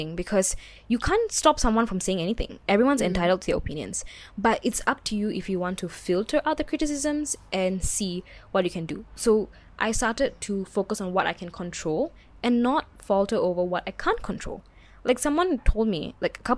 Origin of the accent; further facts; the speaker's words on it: Singapore; It's not like I'm not Singaporean or anything. Because anyone knows me that I'm very Singaporean.